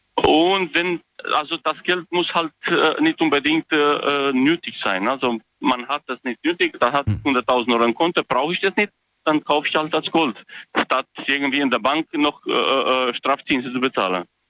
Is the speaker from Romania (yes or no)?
yes; Romania; moved away; Ich komme ursprünglich aus Rumänien